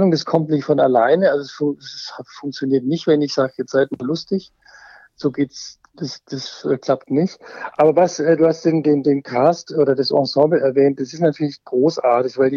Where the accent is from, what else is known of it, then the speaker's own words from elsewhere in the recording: Germany; born there; also ich bin kein äh, gebürtiger Bayer, ich bin tatsächlich gebürtiger Schwabe.